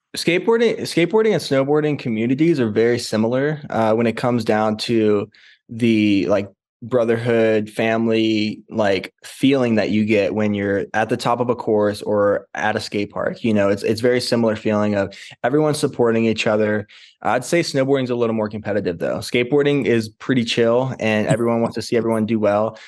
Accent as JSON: {"language": "English", "town": "St. Louis", "region": "Missouri", "country": "United States", "tie": "born or raised there", "said": "I grew up in Saint Louis, Missouri, far away from the mountains"}